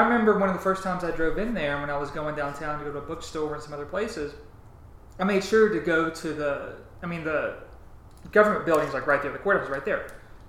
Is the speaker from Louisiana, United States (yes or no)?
yes; Louisiana, United States; I'm from Louisiana